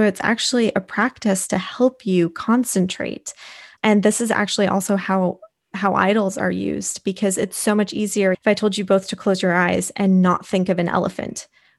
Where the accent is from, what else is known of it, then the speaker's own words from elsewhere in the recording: East Coast, United States; I grew up on the East Coast and I was always hiking and close to mountains, but I just don't do well in cold weather.